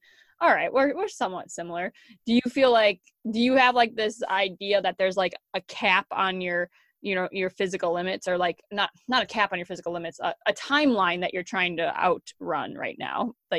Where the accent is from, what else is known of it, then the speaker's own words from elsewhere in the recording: Wisconsin, United States; moved away as an adult; also born or lived in North Dakota; I had plenty in my hometown, even here in Wisconsin.